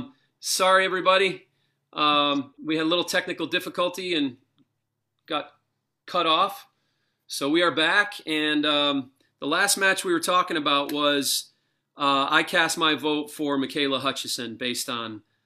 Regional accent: New York, United States; I'm from New York.

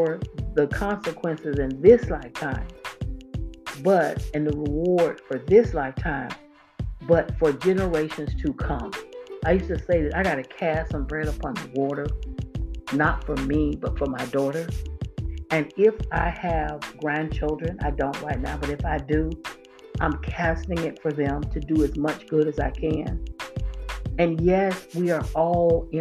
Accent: Florida, United States; moved away as an adult; I was born and raised in Florida

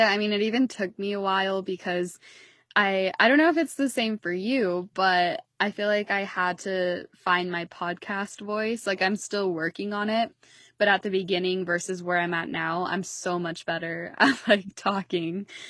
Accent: Utah, United States; I'm, like, Mountain Standard Time, I'm from Utah

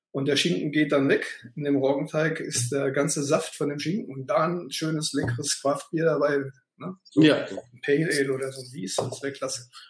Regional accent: North Rhine-Westphalia, Germany; Ich komme ja eigentlich aus dem Sauerland, da gibt es nur Pilz.

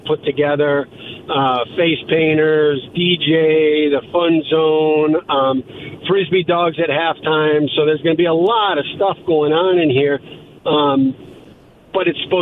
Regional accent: Indianapolis, Indiana, United States; I grew up in Indianapolis

